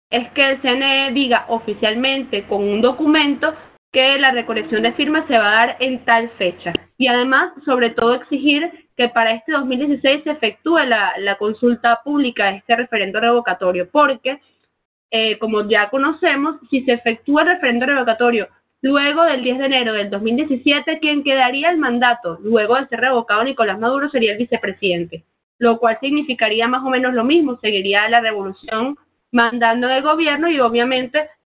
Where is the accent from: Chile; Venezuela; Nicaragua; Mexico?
Venezuela; creo yo como venezolana